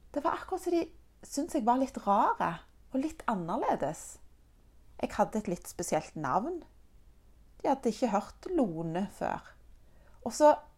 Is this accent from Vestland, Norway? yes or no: no; Egersund, Rogaland, Norway; also born or lived in Denmark; Når jeg var ett og et halvt år gammel, så flytta mine foreldre og jeg fra Danmark til Norge, nærmere bestemt til Egersund